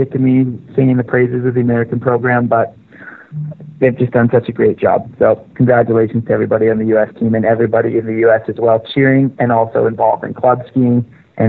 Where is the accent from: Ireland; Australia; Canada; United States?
Canada; I'm Canadian